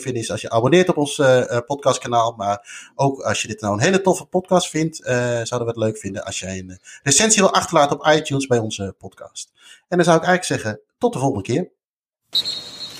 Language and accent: Dutch; Netherlands; wij als Nederlander